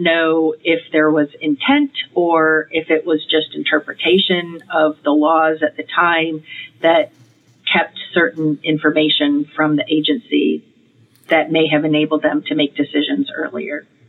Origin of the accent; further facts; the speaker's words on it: Michigan, United States; I grew up in Michigan. I grew up eating Great Lakes fish or or inland lake fish